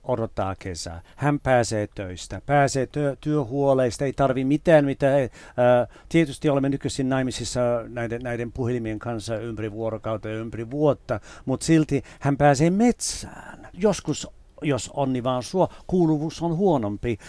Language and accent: Finnish; United Kingdom; moved away as an adult; now in Finland; kun mä olin nuori ja asuin vielä siellä